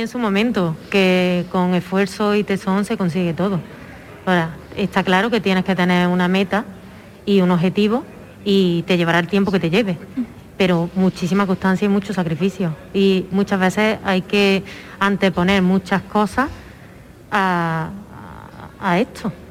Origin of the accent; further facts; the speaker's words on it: Fuente Palmera, Andalusia, Spain; also born or lived in Madrid; es mi pueblo